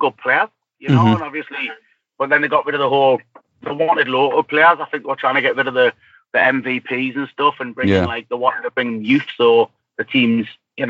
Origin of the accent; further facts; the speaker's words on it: Gateshead, North East England, United Kingdom; now in New Jersey, United States; I'm from Wild's End. I was brought up in Gateshead